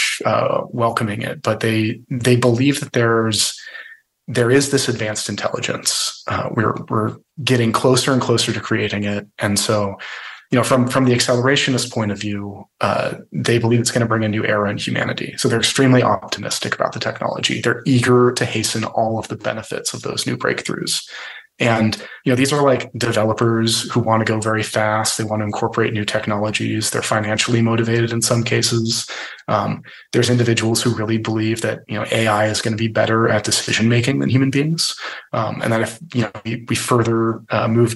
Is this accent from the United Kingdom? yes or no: no; the Bay Area, California, United States; I'm originally from the Bay Area